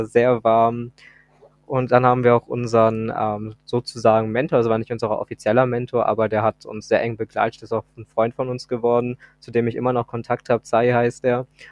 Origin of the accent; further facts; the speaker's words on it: Hamburg, Germany; ich komme aus Hamburg